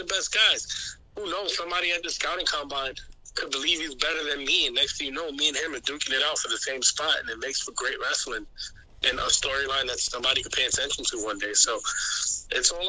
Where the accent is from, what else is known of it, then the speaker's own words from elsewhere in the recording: New York City, New York, United States; I'm from New York City